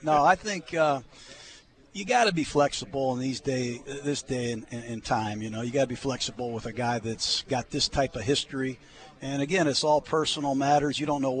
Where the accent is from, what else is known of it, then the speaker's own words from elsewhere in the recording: Tampa, Florida, United States; Well, I'm from Tampa.